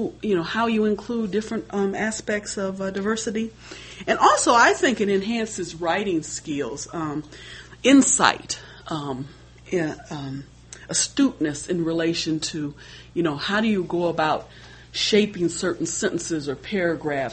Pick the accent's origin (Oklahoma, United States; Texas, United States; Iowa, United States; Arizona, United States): Iowa, United States; Des Moines; as an African American, I was raised in Des Moines, Iowa.